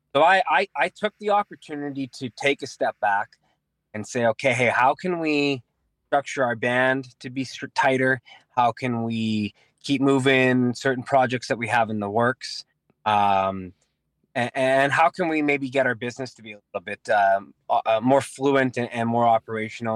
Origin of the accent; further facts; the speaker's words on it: Winnipeg, Manitoba, Canada; we're from Transcona. We, uh, we went to Transcona Collegiate